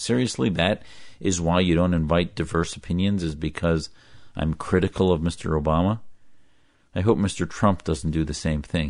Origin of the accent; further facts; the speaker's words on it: United States; as an American